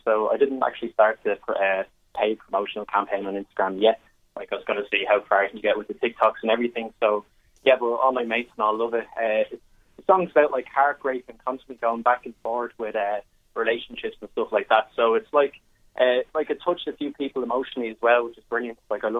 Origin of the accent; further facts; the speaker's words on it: Dublin, Leinster, Ireland; So I'm from Coolock myself, born and bred here, 21 years old, currently studying business in DCU.